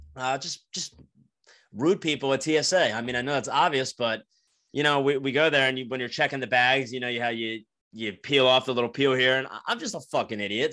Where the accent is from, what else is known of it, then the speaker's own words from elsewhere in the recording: New Jersey, United States; moved away; I grew up in New Jersey, uh, for the new listeners, like, I'm from South Jersey, fifteen minutes outside of Philadelphia.